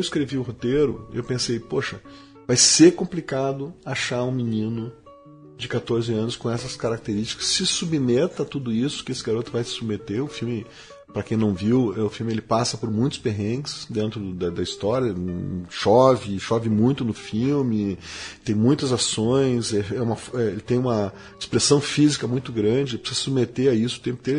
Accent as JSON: {"language": "Portuguese", "town": "Porto Alegre", "region": "Rio Grande do Sul", "country": "Brazil", "said": "somos de Porto Alegre"}